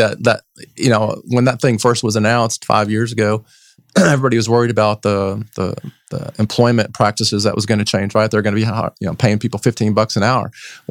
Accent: Texas, United States; I'm a native Texan

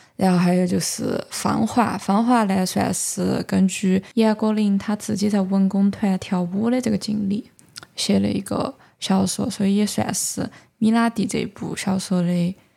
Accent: Chengdu, Sichuan, China; accent: Chengdu dialect; 我们成都人

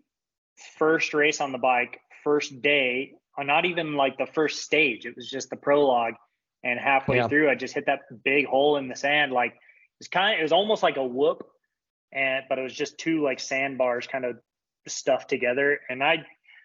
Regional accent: St. George, Utah, United States; St. George as much as possible because it's my hometown

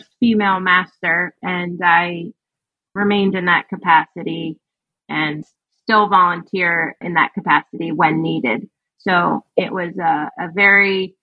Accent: Maryland, United States; I grew up here in Maryland

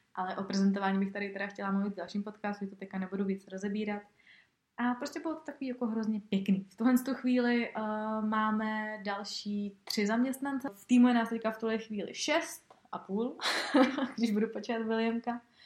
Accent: Czechia; tady u nás v Čechách

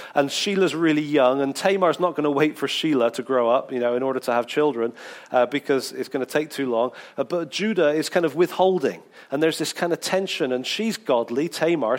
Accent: England, United Kingdom; being really English

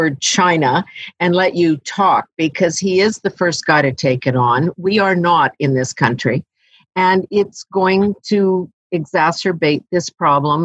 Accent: Saskatchewan, Canada; I come from Saskatchewan

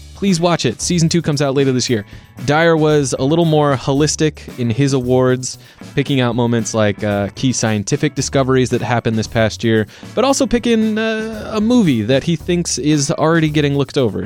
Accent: United States; we as American cinema goers

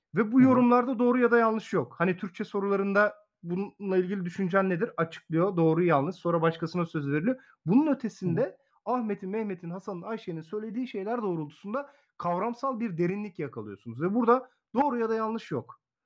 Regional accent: Muğla, Turkey; moved away as an adult; also born or lived in Samsun Ayvacık / Çanakkale / Manisa Sarıgöl; now in Salihli, Turkey; asıl memleketim Muğla

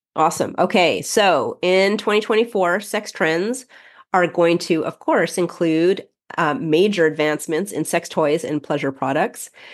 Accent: Canada; we're Canadian

